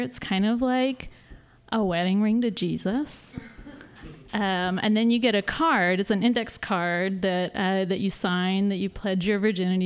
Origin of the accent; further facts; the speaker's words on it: the Bible Belt, the South, United States; moved away as an adult; now in San Francisco, United States; I'm from the Bible Belt.